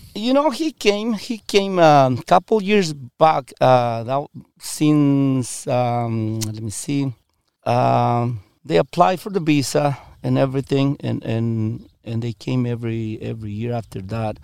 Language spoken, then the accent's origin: English; Michoacán, Mexico; English is a second language; also born or lived in Washington State; now in United States; I'm from Mexico